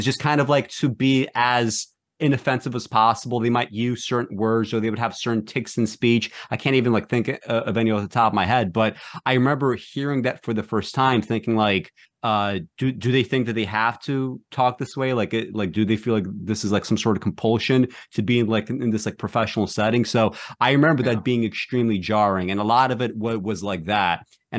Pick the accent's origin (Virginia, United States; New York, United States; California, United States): New York, United States; Brooklyn; I remember, I grew up in Brooklyn, and when I went to college for the first time, I was in a pretty different environment, right?